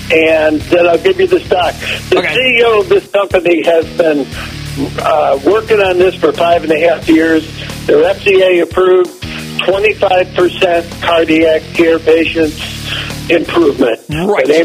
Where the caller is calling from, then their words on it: Oakland, California, United States; I'm calling you from Oakland, home of the former home of the Warriors.